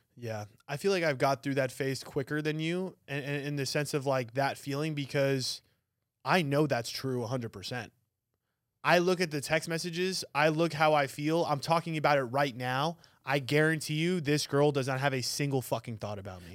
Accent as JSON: {"language": "English", "region": "New York", "country": "United States", "moved": "yes", "lives_now": "Arizona, United States", "said": "I'm from New York"}